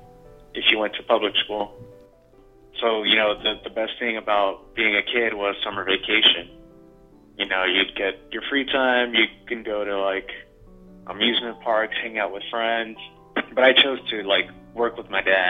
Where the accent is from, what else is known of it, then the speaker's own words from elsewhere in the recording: Texas, United States; I grew up in Texas, you know, first generation college student